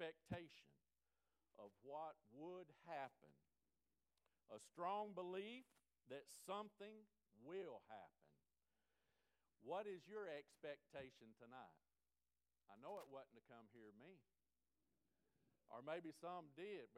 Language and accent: English; Florida, United States; also born or lived in Alaska; now in Alabama, United States; I was born in Florida.